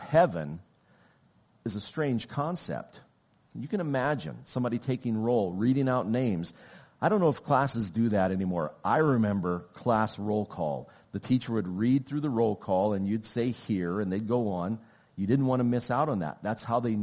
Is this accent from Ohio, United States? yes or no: no; Oklahoma, United States; now in Canada; I was born and raised in Oklahoma